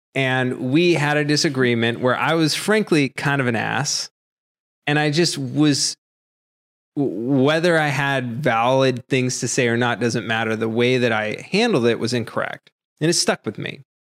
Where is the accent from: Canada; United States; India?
United States; Massachusetts; moved away; I grew up in Massachusetts